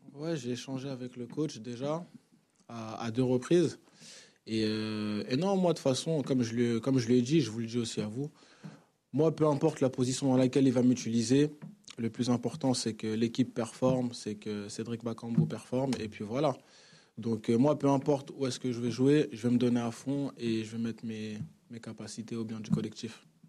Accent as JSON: {"language": "French", "town": "Vitry-sur-Seine", "region": "Île-de-France", "country": "France", "tie": "born or raised there", "also_born_or_lived": "Congo", "moved": "as an adult", "lives_now": "Marseille, France", "said": "j'ai grandi à Vitry-sur-Seine, donc euh, j'ai grandi ici en France."}